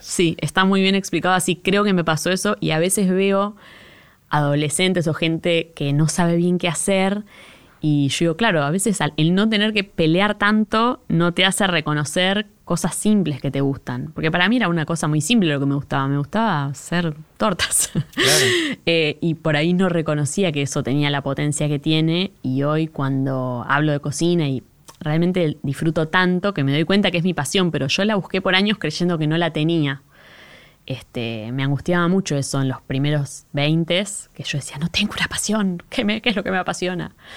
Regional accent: Monte Grande, Buenos Aires Province, Argentina; yo soy de Monte Grande, en los noventas Monte Grande empezó a ponerse más inseguro

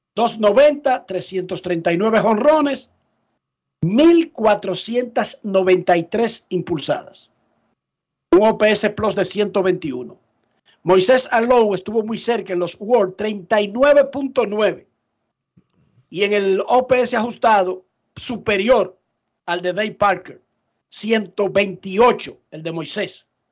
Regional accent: Santo Domingo Oeste, Distrito Nacional, Dominican Republic; Yo soy de Buenos Aires

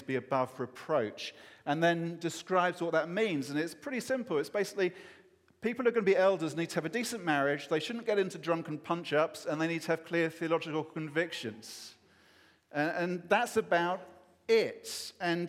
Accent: England, United Kingdom; as an Englishman

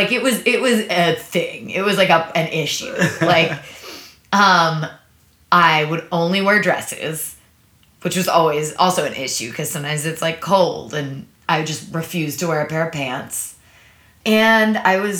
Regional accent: Maplewood, New Jersey, United States; also born or lived in New York City, New York; I was born in New York City. I lived there until I was 5. And then we moved to a suburb of New York. We moved to Maplewood, New Jersey

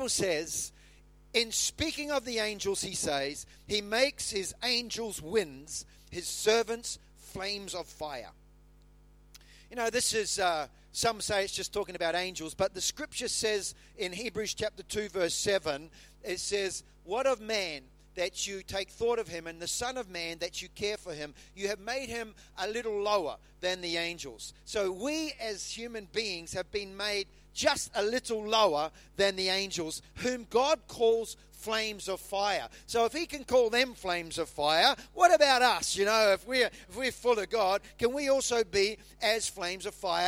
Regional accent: New Zealand; moved away; when I grew up in New Zealand, I used to light the bonfire.

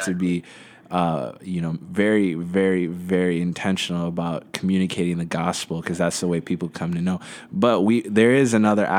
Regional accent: Midwest, United States; we're both Abishan. We grew up in the Midwest.

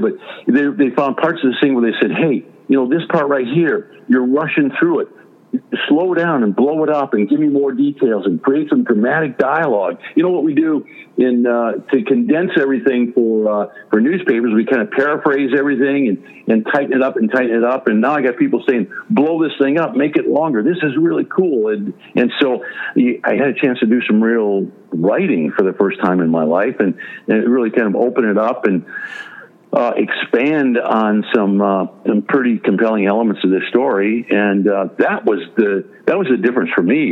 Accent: Detroit, Michigan, United States; I'm American. I'm from Detroit.

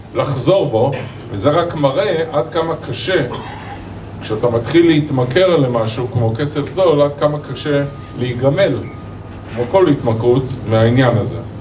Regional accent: Israel; בהסתכלות שלנו כישראלים

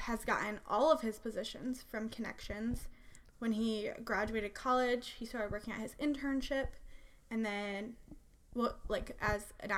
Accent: Michigan, United States; I grew up in Michigan

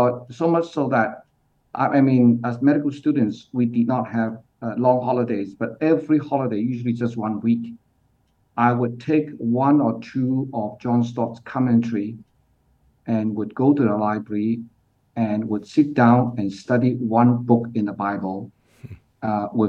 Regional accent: Hong Kong; moved away as an adult; also born or lived in Australia / United Kingdom / Pakistan; now in Singapore; I grew up in Hong Kong, but currently based in Singapore. But at the age of 18, I went to Australia

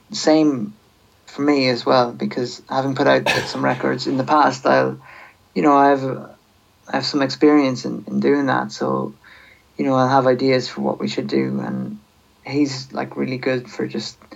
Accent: Sligo, Connacht, Ireland; I'm from Sligo

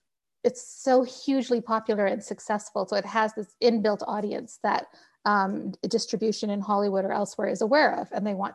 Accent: Pakistan; But I will tell you that being a Pakistani daughter, my parents still, my mother particularly, still tells me, when are you going back to the practice of law?

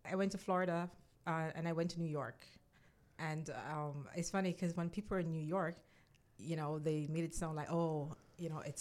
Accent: Saint Mary, Jamaica; also born or lived in Kingston, Jamaica; i was born in st mary but um i moved to kingston when my grandmother died so i, I grew up with my grandparents for the most part.

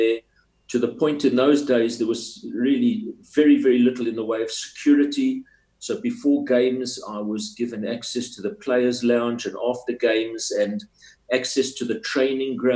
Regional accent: South Africa; I was from South Africa

